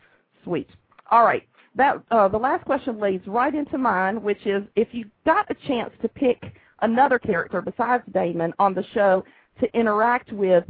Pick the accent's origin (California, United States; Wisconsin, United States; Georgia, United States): Georgia, United States; Atlanta; I'm actually from Atlanta